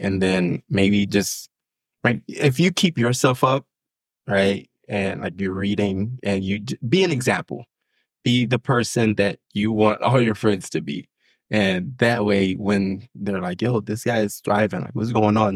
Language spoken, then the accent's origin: English; Haiti; I'm from Haiti